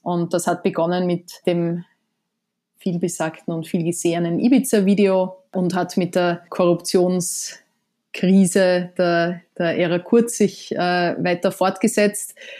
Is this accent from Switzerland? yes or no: no; Austria; moved away as an adult; now in New York, United States; man ist ja als Österreicherin